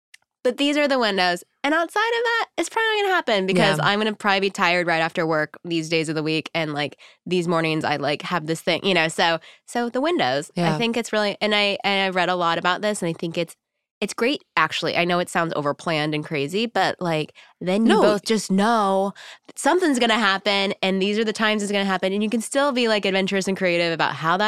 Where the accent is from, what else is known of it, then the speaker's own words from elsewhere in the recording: Texas, United States; I think I'm from Texas and like the word sex is still a little scary.